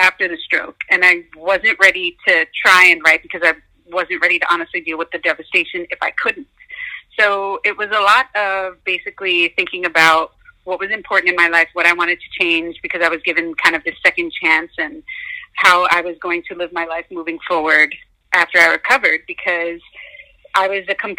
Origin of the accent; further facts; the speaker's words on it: New York, United States; Growing up in New York